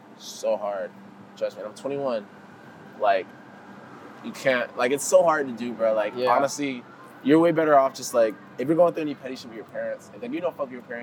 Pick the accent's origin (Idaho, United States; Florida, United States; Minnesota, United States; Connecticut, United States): Florida, United States; Homestead; also born or lived in Cutler Bay / Goulds; I grew up in a pretty good area. You know, I grew up in Color Bay. I grew up in Ghouls. {S2} That's good. {S0} I grew up in Homestead.